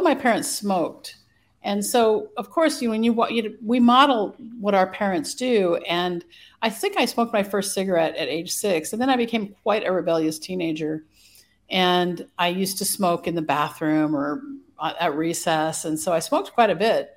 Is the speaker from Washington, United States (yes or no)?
yes; Pullman, Washington, United States; I was born in Pullman, Washington, in the USA, in October of 1964